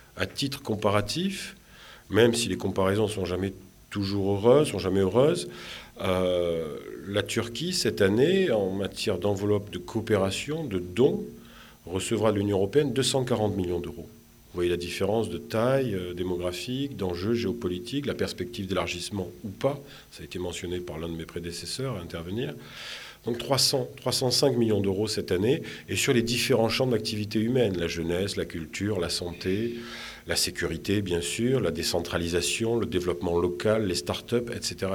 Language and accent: French; Marseille, Provence-Alpes-Côte d'Azur, France; moved away as an adult; also born or lived in Tunisia; now in Tunis, Tunisia; je suis méditerranéen, je suis de Marseille